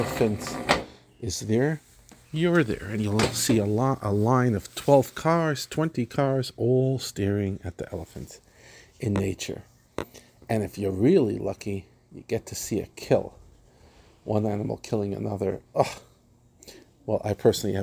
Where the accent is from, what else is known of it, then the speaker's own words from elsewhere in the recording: New York, United States; now in South Africa; As an American, and specifically a New Yorker